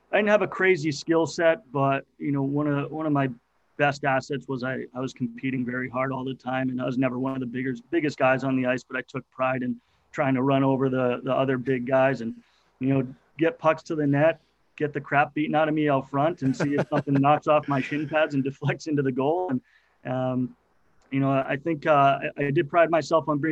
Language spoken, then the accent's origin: English; Acton, Massachusetts, United States; I grew up in Acton, Massachusetts